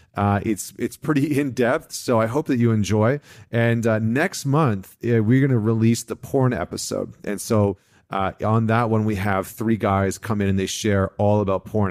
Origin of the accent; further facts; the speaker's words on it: Vancouver, British Columbia, Canada; a local Vancouver company from, from my, from my hometown